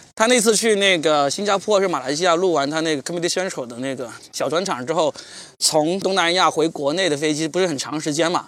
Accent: Guangdong, China; 我是广东人

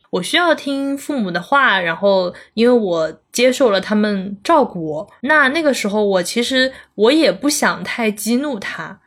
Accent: Zhejiang, China; also born or lived in Chengdu; 我是浙江人嘛，然后在成都是大概住了一年好像，就听不懂他们的方言，然后听不懂川普

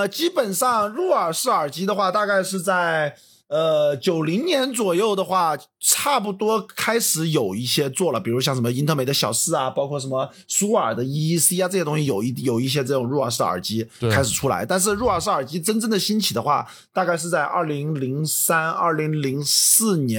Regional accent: China; 作为中国人来讲的话，我觉得其实中国人是更听话的

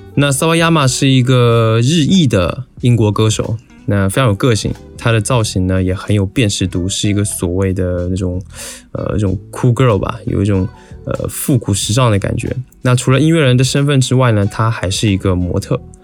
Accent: Taiwan; 我作为一个台湾人

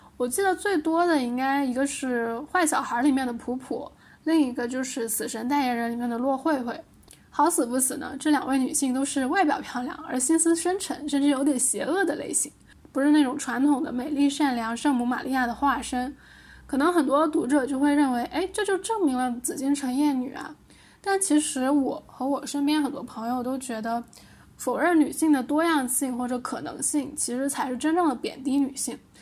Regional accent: Liuzhou, Guangxi, China; 我是柳州人嘛，柳州螺蛳粉特别有名

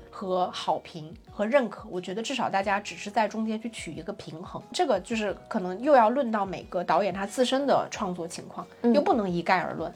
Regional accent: China; 我们中国人

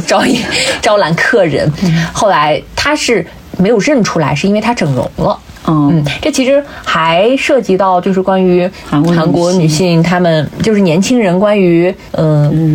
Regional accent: northern China, China; 我们北方，特别是像我们老家

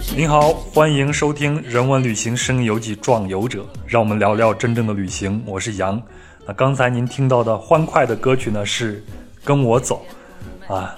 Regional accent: Henan, China; 那我老家呢，是在河南嘛，在我的小时候呢，吃饺子基本上是一个很隆重的事儿

